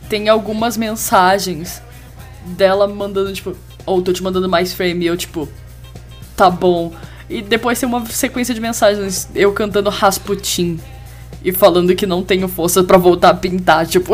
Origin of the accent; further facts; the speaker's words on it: Rio de Janeiro, Brazil; eu sou carioca